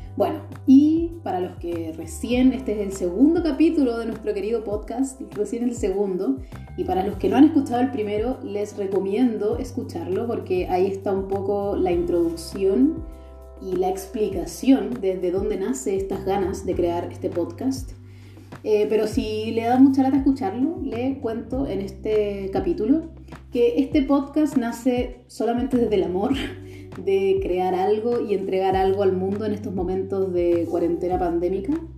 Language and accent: Spanish; Chile; now in Germany; soy chilena, pero vivo en Alemania